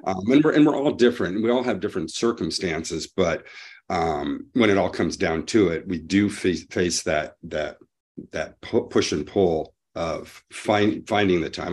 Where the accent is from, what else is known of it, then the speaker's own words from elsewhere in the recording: Montana, United States; I'm from Montana, but right now I'm visiting, um, my son in Savannah